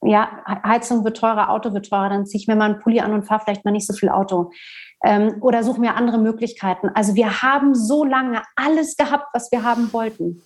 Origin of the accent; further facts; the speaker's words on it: Berlin, Germany; Ich bin in Westberlin groß geworden